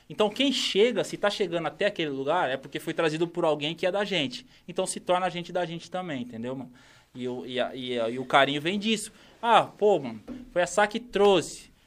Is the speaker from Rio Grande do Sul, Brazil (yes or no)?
no; Campinas, São Paulo, Brazil; accent: caipira; Campinas é da hora, mano. Minha quebrada, nasci lá.